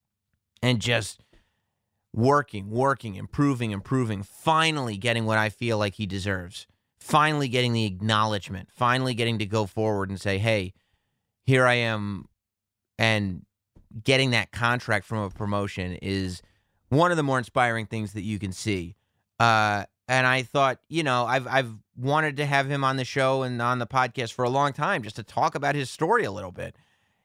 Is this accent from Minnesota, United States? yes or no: no; New Rochelle, New York, United States; my hometown of New Rochelle